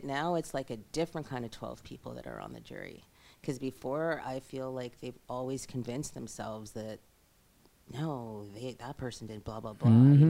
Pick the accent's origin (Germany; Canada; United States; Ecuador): Canada; Toronto, Ontario; now in Vancouver, Canada; So I was born and raised in Toronto, right? And Toronto was a great place to live because I had such a multicultural group of people